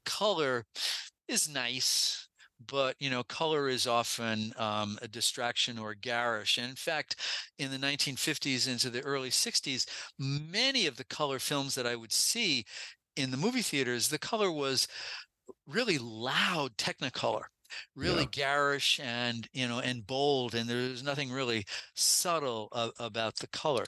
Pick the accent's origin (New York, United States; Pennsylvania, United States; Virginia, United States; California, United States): New York, United States; New York City; when I was growing up in New York City